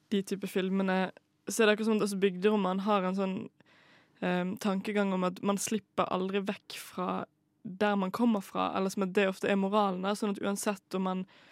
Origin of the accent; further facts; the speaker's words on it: Bergen, Vestland, Norway; moved away; jeg har vært uh, hjemme i Bergen, der jeg er fra